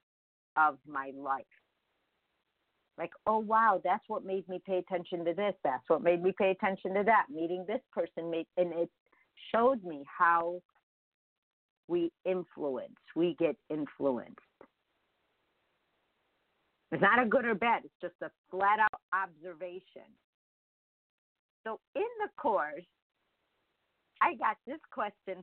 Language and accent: English; Chicago, Illinois, United States; English is a second language; I was just born in Chicago.